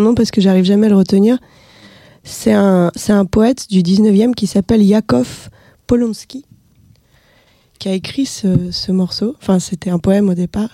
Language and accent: French; Russia; moved away; dans ma ville natale